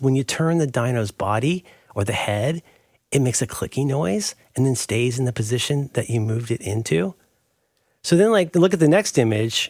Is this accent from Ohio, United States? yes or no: yes; Ohio, United States; also born or lived in Florida; now in San Francisco, United States; growing up in Ohio